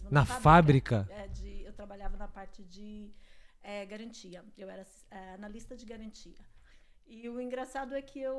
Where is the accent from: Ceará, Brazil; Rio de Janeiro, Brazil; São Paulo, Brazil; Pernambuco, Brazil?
São Paulo, Brazil; Guarulhos; born or raised there; moved away as an adult; also born or lived in Mooca, São Paulo; now in Vancouver, Canada